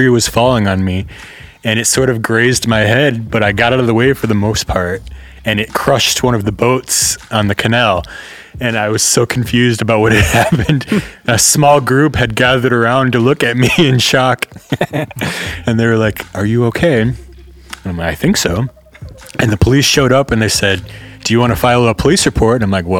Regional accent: San Francisco, California, United States; now in Netherlands; I'm coming from San Francisco, so it's not, San Francisco is not normal America, obviously. So I can compare living there to here, and it's kind of similar in a lot of ways.

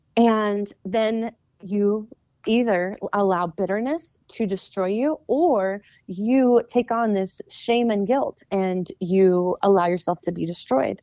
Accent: the South, United States; I was born in the South

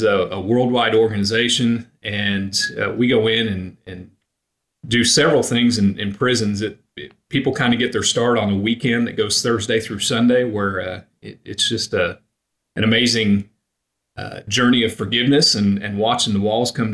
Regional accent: Oklahoma, United States; I grew up in Oklahoma. My family was all in Pennsylvania

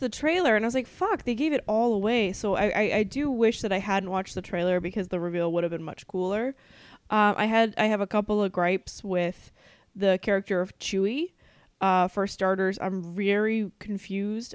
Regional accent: New England, United States; we're from New England

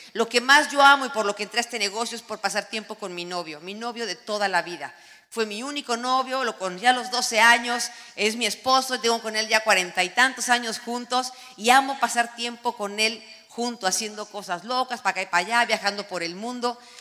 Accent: Mexico; now in United States; somos devotos de la Virgen de Guadalupe

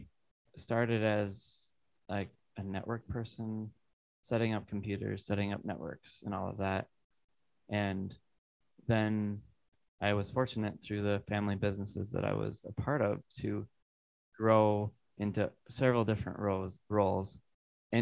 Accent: Iowa, United States; moved away as an adult; now in Wisconsin, United States; I grew up in Iowa, very rural area.

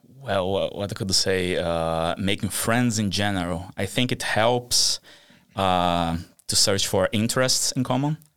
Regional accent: Brazil; now in Sweden; I'm, uh, Swedish, but I was born in Brazil and moved here in two thousand fifteen

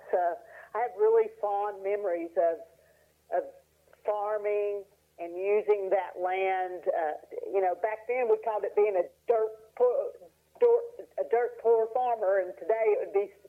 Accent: Bonner, Tennessee, United States; accent: Appalachian; now in Asheville, United States; I grew up in Bonner, Tennessee.

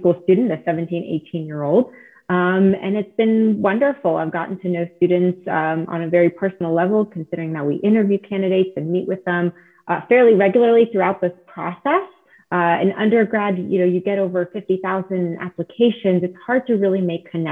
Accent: South Florida, United States; English is a second language; also born or lived in Israel / California; I grew up a little in California and then mostly in South Florida

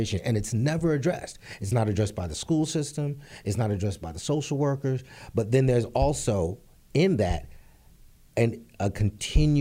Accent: New York City, New York, United States; also born or lived in Harlem / Los Angeles; being born and raised and growing up in the Bronx, 180th and Southern Boulevard.

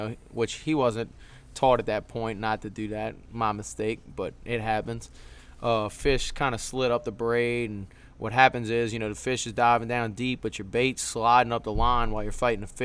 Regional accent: Metairie, Louisiana, United States; I'm from Metairie, Louisiana.

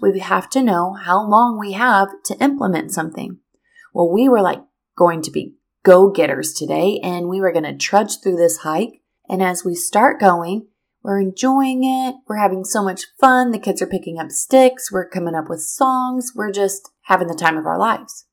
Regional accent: Missouri, United States; moved away as an adult; now in Florida, United States; in Missouri. That's my hometown. That is where I'm from.

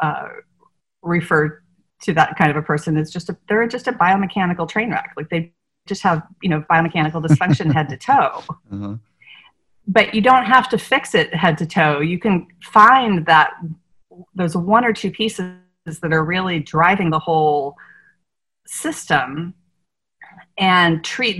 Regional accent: Northern Virginia, United States; moved away as an adult; also born or lived in San Diego; now in New Orleans, United States; I grew up in Northern Virginia, outside of Washington D.C.

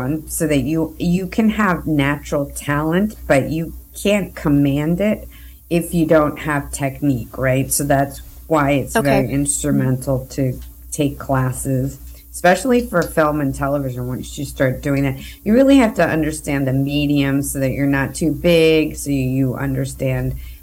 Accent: New York City, New York, United States; I am originally from New York. I'm from first generation from Colombian parents. They immigrated to the United States, and I was raised in Queens, New York

